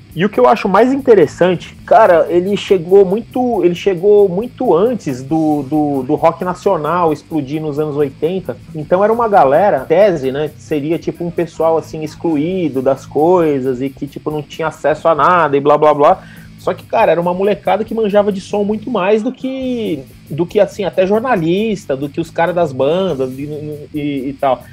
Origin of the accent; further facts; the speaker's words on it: São Paulo, Brazil; also born or lived in Goiânia; Nasci em São Paulo e morei aqui a vida inteira, fora um ano que eu morei em Goiânia quando era criança